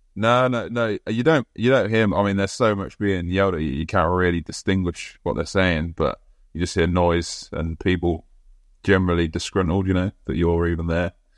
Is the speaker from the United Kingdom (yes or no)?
yes; England, United Kingdom; as an Englishman